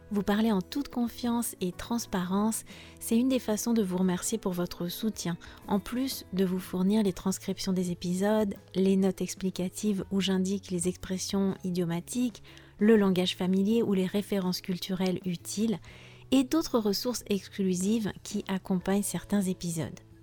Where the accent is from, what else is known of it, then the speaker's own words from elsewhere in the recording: France; je suis française